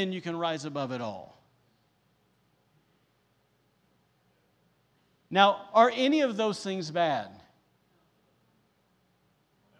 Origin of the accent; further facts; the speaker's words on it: the South, United States; now in Rockport, Maine, United States; I'm from the South